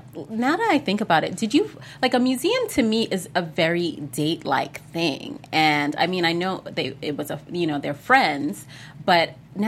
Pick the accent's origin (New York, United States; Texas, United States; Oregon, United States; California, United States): New York, United States; New York City; born or raised there